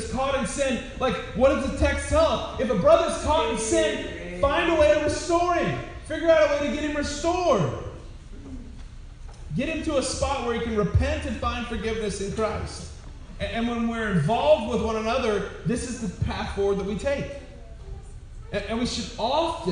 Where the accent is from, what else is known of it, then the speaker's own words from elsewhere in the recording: Wyoming, United States; I was born in Wyoming.